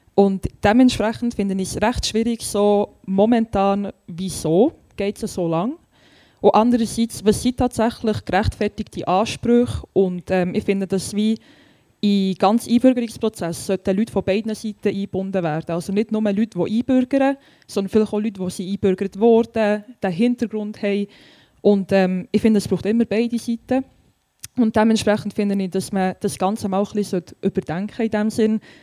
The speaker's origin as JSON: {"language": "German", "town": "Frutigen", "region": "Bern", "country": "Switzerland", "said": "ich bin recht stolz darauf, von Frutigen zu sein"}